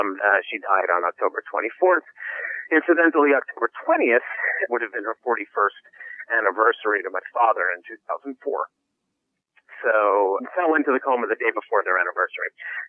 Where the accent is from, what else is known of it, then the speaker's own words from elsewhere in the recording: New York, United States; moved away as an adult; now in Los Angeles, United States; I'm a New Yorker by trade. Moved out to Los Angeles 4 years ago